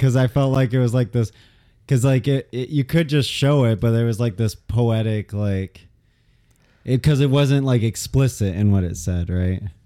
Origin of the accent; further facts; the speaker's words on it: United States; being an American